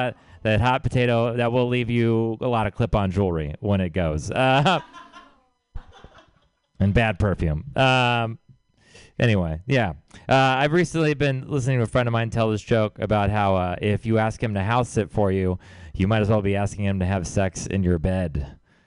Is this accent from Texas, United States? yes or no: yes; Texas, United States; moved away; I'm from Texas